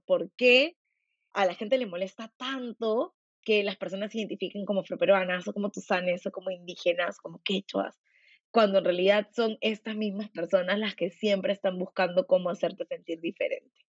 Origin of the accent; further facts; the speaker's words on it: Peru; quiénes somos como peruanos